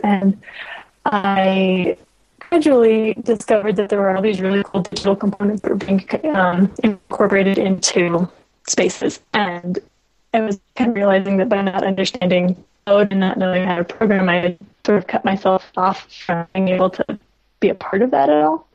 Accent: Los Alamos, New Mexico, United States; I grew up in Los Alamos, New Mexico

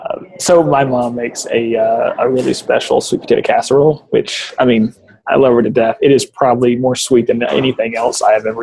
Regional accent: Alabama, United States; moved away; I'm from Alabama originally

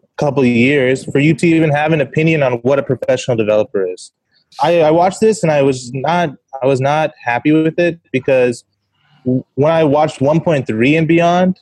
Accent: Pomona, California, United States; now in Los Angeles, United States; I'm taking care of the house back in my hometown

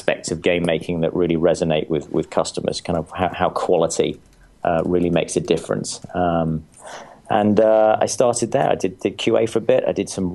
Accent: England, United Kingdom; moved away as an adult; now in United States; I grew up in England

